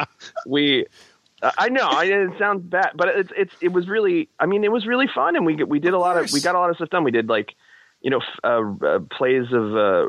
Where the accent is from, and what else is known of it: Middletown, New Jersey, United States; born or raised there